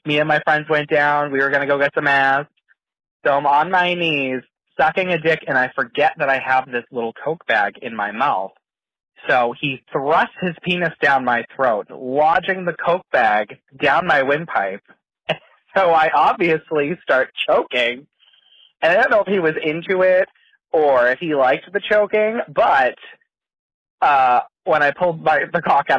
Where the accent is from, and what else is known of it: Boston, Massachusetts, United States